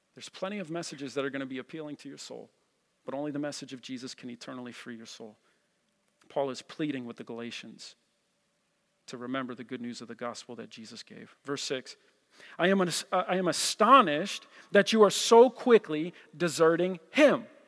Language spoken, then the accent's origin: English; New Jersey, United States; I'm from Jersey